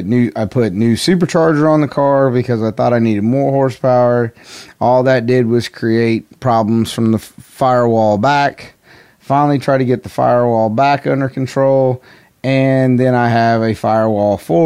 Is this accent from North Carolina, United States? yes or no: yes; North Carolina, United States; I'm from North Carolina